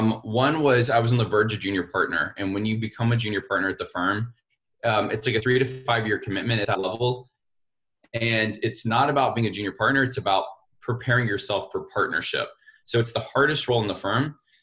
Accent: Montgomery, Alabama, United States; I was born and raised in Montgomery, Alabama

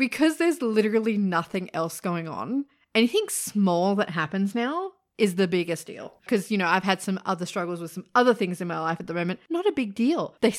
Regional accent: Sydney, New South Wales, Australia; Well, yeah, we're both from Sydney, so we know a lot of people that live there still.

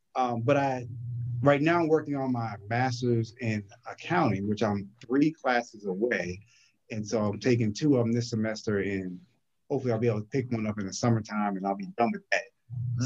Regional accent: New Brunswick, New Jersey, United States; also born or lived in Newark, New Jersey; now in Norfolk, United States; I'm originally from New Brunswick, New Jersey

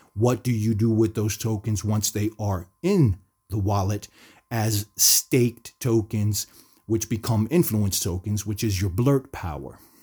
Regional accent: New Jersey, United States; I grew up in the United States, in New Jersey

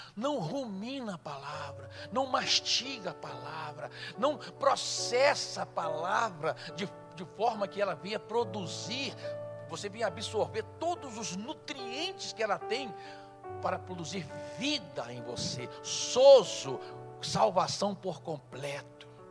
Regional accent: Rio de Janeiro, Brazil; Nós nascemos na mesma cidade, mas ela foi criada em São Paulo, eu fui criado no Rio

